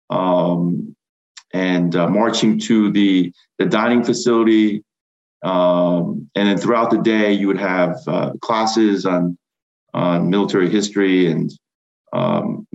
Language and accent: English; South Attleboro, Massachusetts, United States; also born or lived in Seoul, South Korea / Rhode Island; now in Pennsylvania, United States; we settled outside of Boston, right near the Massachusetts and Rhode Island border, in a little town called South Attleboro. I spent until about middle school in that area